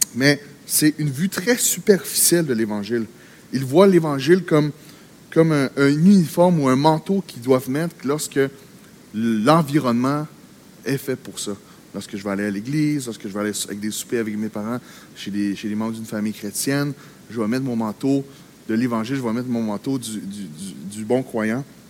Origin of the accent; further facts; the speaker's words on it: Quebec, Canada; also born or lived in Gatineau; au Québec, on, on est dans une terre missionnaire. Au Québec, on est dans un, on vit dans un environnement